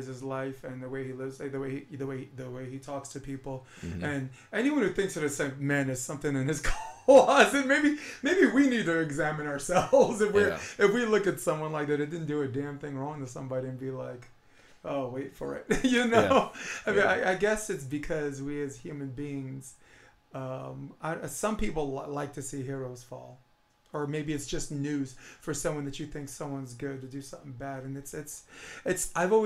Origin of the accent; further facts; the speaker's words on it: New York City, New York, United States; I'm born and raised on Flatbush Avenue